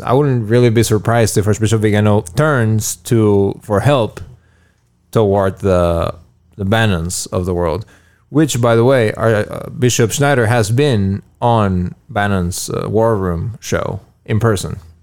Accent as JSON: {"language": "English", "country": "Mexico", "tie": "born or raised there", "moved": "yes", "said": "when I was, uh, little growing up in Moguls Hordo in Mexico"}